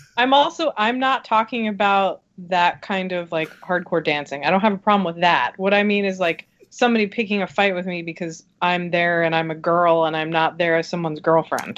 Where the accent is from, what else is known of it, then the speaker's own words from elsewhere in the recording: New Jersey, United States; I grew up in New Jersey at a time when there were not a lot of other women going to shows.